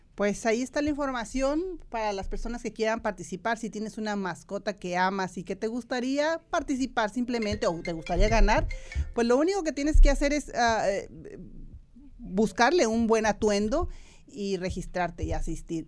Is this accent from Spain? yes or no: no; Irapuato, Guanajuato, Mexico; moved away; Irapuato, Guanajuato, mi ciudad natal